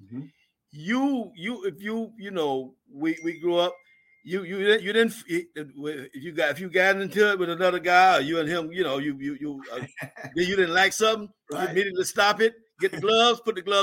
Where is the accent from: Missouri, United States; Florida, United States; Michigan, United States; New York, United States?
Florida, United States; Delray Beach; born or raised there; also born or lived in Barnwell, South Carolina